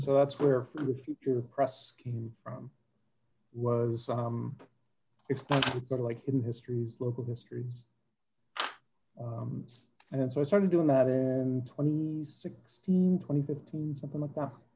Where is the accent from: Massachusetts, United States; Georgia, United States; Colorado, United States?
Massachusetts, United States; South Shore; also born or lived in Quincy, Massachusetts / Brookline, Massachusetts / Jamaica Plain, Boston; now in Somerville, United States; I grew up in the South Shore, and I've been in Somerville since '98.